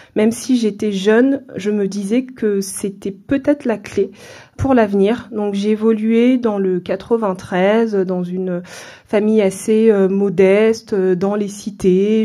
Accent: France; also born or lived in Central African Republic; Je suis originaire de la Centrafrique, mais euh, je suis née en France. Mes parents sont venus dans les années 80 travailler en France et je suis née dans ce contexte à l'âge de 2 ans, on est retourné en Centrafrique.

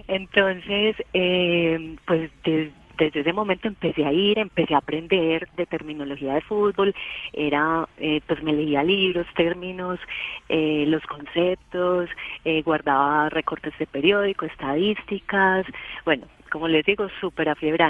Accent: Paisa, Antioquia, Colombia; yo soy muy paisa y, pues le hago fuerza a los equipos antioqueños

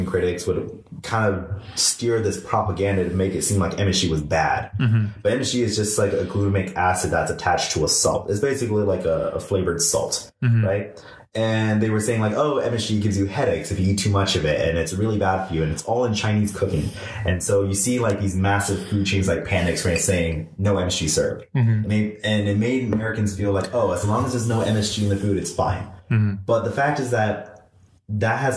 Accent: Gujarat, India; now in United States; I'm from Gujarat, which is mostly predominantly vegetarian state

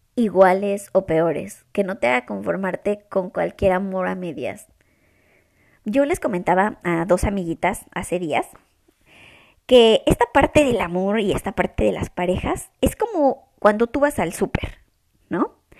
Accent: Mexico; moved away as an adult; now in Toronto, Canada; Y soy mexicana. Soy de una ciudad en México muy chiquita

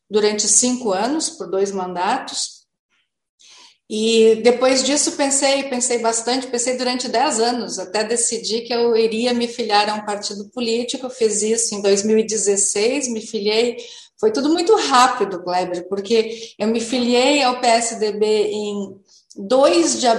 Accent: Novo Hamburgo, Rio Grande do Sul, Brazil; eu sou hamburguense, nasci em Novo Hamburgo, durante muito tempo eu vi a minha cidade

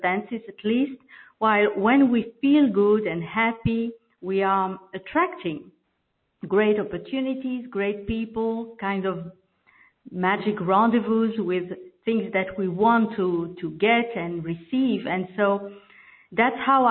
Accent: Belgium; first language French; English is a second language; I'm from Belgium, and I'm speaking French normally, so this is my second language

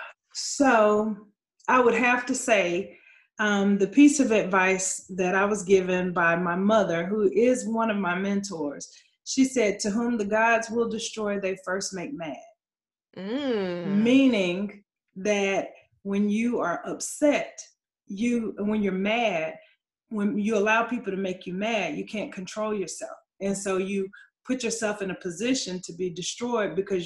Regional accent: Atlanta, Georgia, United States; now in Charlotte, United States; I grew up in Atlanta, Georgia, Southwest ATL. So I did grow up in Fulton County. And right now I live in Charlotte, North Carolina

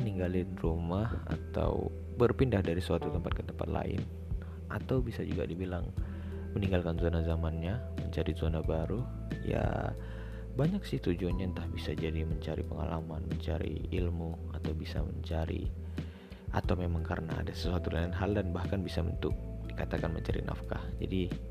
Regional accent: Medan, North Sumatra, Indonesia; moved away as an adult; aku kan asli dari Sumatera nih khususnya med, tepatnya Medan

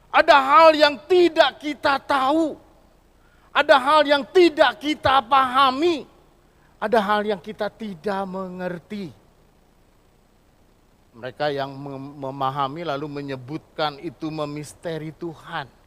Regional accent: Bandung, West Java, Indonesia; born there; jadi di Bandung saya lahir, jadi saya kenal tempe, kenal tahu sama oncom.

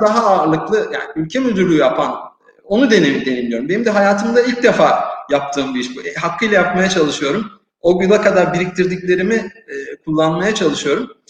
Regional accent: Turkey; moved away as an adult; now in Morocco; bir Türk olarak e, cebinde Türk pasaportuyla gezen ve Türk firmasını temsil eden birisi olarak

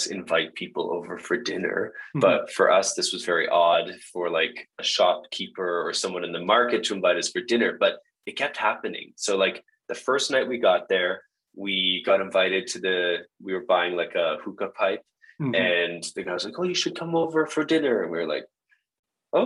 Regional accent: Canada; I was from Canada

